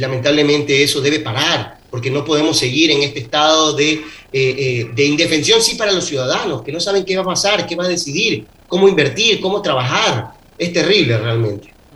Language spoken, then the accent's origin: Spanish; Ecuador